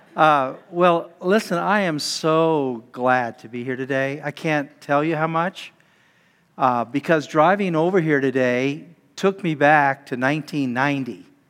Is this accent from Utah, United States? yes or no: yes; Utah, United States; being a high school student growing up in Utah